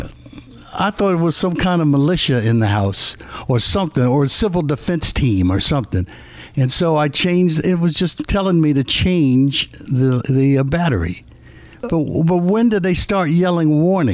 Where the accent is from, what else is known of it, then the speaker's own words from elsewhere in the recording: Philadelphia, Pennsylvania, United States; moved away; I grew up in Philadelphia